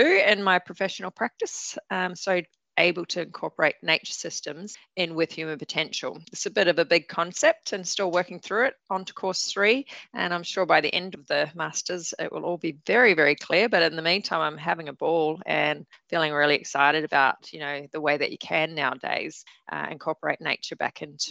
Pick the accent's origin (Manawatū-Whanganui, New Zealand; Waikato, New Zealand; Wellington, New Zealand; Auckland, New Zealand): Waikato, New Zealand; I got the chance to ride horses and ride a bareback horse to school with cousins, Taharoa, the middle of nowhere